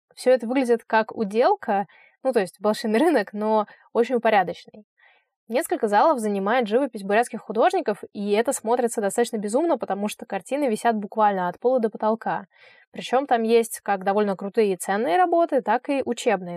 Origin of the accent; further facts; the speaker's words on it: Saint Petersburg, Russia; для человека из Петербурга